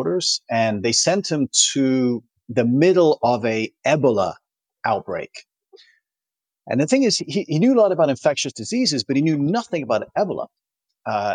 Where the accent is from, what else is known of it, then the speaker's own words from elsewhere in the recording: Toronto, Ontario, Canada; now in Switzerland; my hometown is Toronto